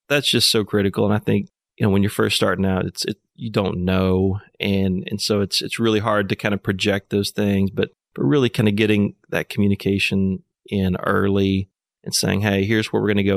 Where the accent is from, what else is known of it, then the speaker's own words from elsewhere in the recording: Fayetteville, Arkansas, United States; also born or lived in Nashville, Tennessee; I was born in Fayetteville, so I'm, I'm hometown guy here.